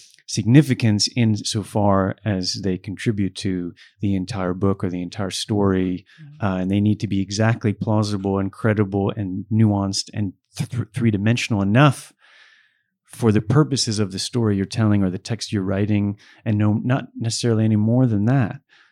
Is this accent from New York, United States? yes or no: yes; Buffalo, New York, United States; I was born in Buffalo and grew up in Buffalo.